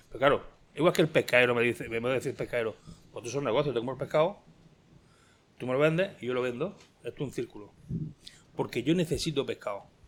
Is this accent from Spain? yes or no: yes; Spain; also born or lived in Almería; soy español